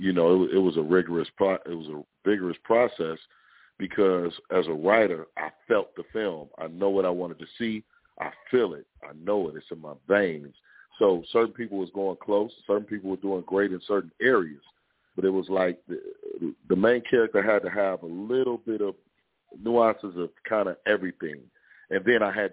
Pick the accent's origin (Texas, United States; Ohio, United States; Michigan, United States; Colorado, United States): Michigan, United States; Detroit; I'm from Detroit.